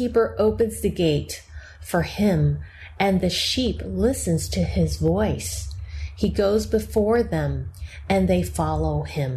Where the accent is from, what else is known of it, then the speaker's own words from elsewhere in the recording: United States; I'm Chinese American